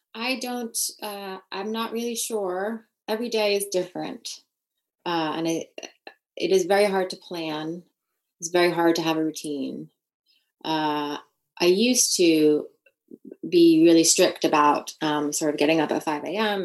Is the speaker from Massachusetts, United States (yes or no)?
no; New York, United States; moved away as an adult; now in United Kingdom; That is my hometown